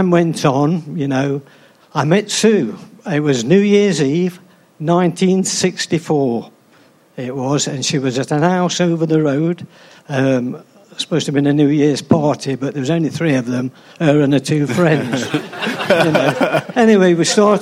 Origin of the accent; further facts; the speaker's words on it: Arnold, East Midlands, United Kingdom; also born or lived in Beeston; I was born in Arnold.